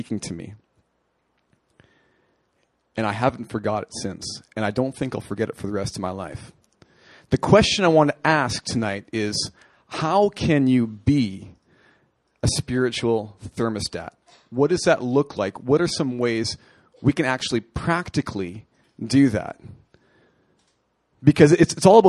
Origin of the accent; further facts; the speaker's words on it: Canada; moved away; I'm a hockey player. I'm from Canada.